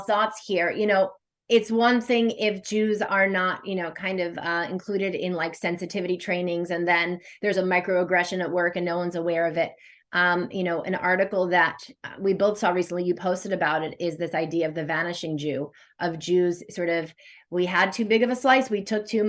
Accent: United States; accent: American; my American accent

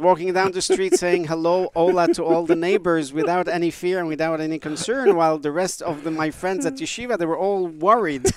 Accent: Beirut, Beirut Governorate, Lebanon; also born or lived in United States; now in United Arab Emirates; I was born in Beirut, Lebanon

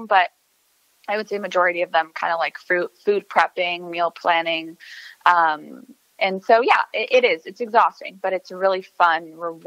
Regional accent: El Paso, Texas, United States; moved away; I'm originally from El Paso, Texas

